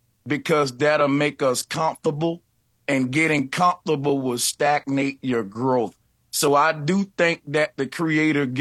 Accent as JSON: {"language": "English", "region": "the Bible Belt", "country": "United States", "said": "I'm from the Bible Belt"}